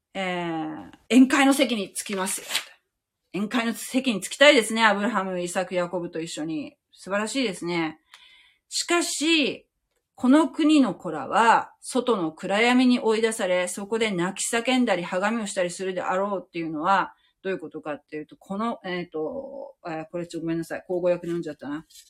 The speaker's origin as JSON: {"language": "Japanese", "country": "Japan"}